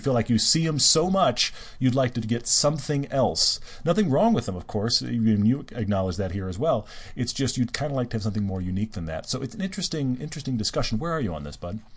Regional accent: Houston, Texas, United States; moved away; I grew up in Houston. I went to, all the way through high school there when I wasn't living overseas.

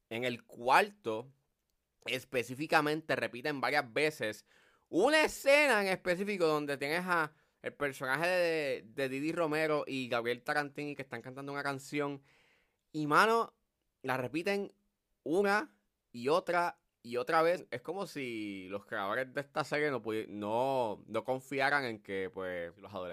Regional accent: Puerto Rico; cómo somos los puertorriqueños y toda la cosa.

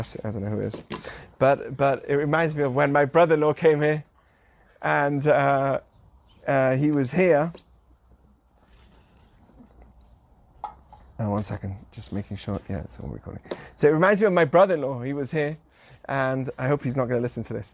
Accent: England, United Kingdom; moved away; I grew up in England

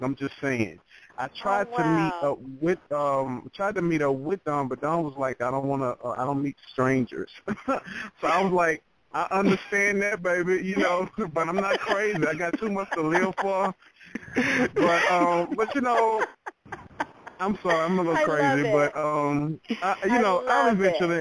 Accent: Texas, United States; accent: Southern; Yeah, I'm Southern, I'm from Texas

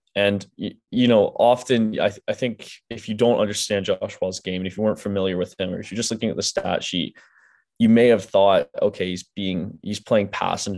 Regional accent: near Port Hope, Ontario, Canada; moved away; 15 minutes away from my hometown

